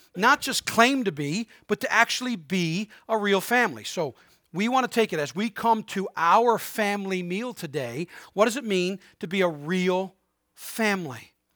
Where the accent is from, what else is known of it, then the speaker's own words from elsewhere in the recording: Harbour Grace, Newfoundland and Labrador, Canada; also born or lived in Prince Edward Island; now in St. John's, Canada; I was born in Saint John's, but raised in Harbor Grace